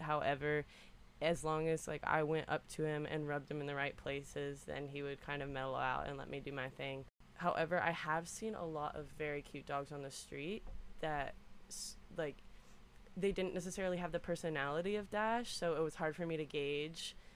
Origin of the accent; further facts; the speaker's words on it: Reston, Virginia, United States; I'm from Reston, Virginia. It's right outside of DC